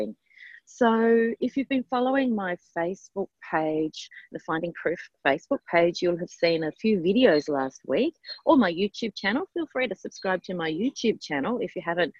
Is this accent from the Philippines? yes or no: no; Australia